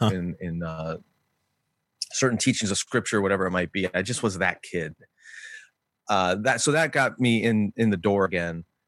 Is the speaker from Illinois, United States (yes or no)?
yes; Glen Ellyn, Illinois, United States; also born or lived in Berwyn, Illinois; I grew up in Glen Ellen